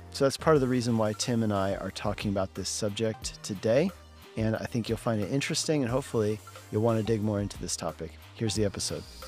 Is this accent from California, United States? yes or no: no; Colorado, United States; moved away as an adult; Colorado where I grew up